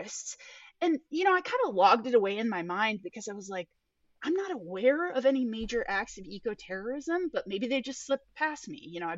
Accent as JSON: {"language": "English", "town": "Portland", "region": "Oregon", "country": "United States", "tie": "born or raised there", "said": "I grew up in liberal Portland"}